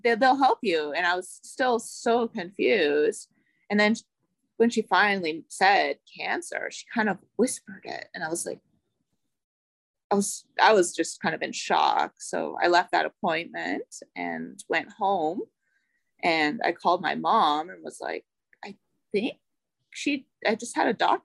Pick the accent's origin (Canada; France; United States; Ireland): Canada; Ottawa, Ontario; I am from Ottawa, Ontario, Canada.